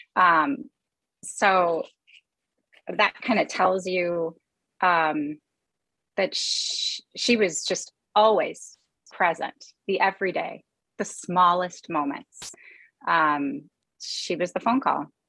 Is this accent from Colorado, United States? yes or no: no; Chicago, Illinois, United States; moved away as an adult; also born or lived in California; now in Minneapolis, United States; We were born in California, and then our parents separated and eventually divorced, and we grew up in Chicago